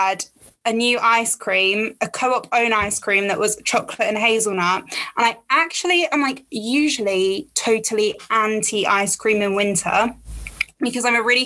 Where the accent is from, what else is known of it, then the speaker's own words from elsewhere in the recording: Essex, East of England, United Kingdom; I am from Essex